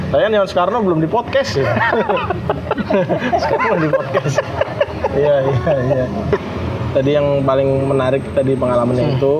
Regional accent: Jakarta, Indonesia; kita anak Jakarta tuh

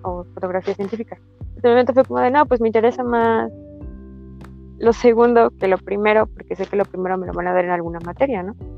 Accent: Tapachula, Chiapas, Mexico; moved away; soy de Tapachula

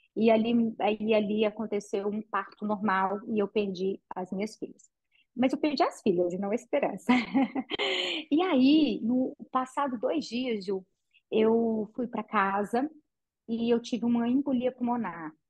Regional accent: Patrocínio, Minas Gerais, Brazil; now in Goiânia, Brazil; Eu sou de uma cidade do interior de Minas chamada Patrocínio

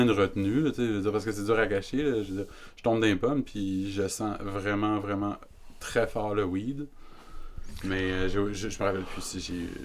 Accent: Quebec, Canada; nous, on est Québécois

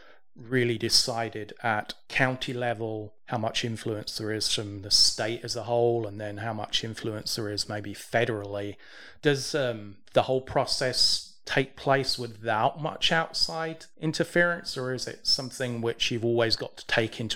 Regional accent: England, United Kingdom; now in Texas, United States; I grew up in England

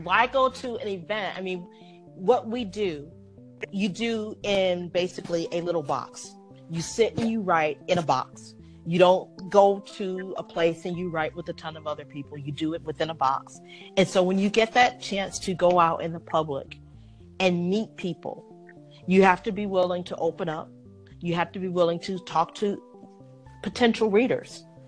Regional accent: Detroit, Michigan, United States; moved away; I'm from originally from Detroit

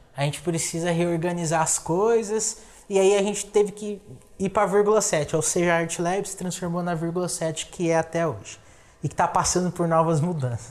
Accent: São Paulo, Brazil; moved away as an adult; now in Assis, Brazil; porque eu sou de São Paulo

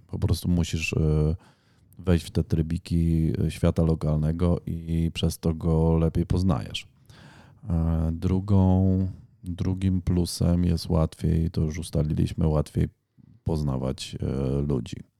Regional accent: Ponidzie, Świętokrzyskie Voivodeship, Poland; pochodzę z województwa świętokrzyskiego. Całe życie mieszkałem na Ponidziu

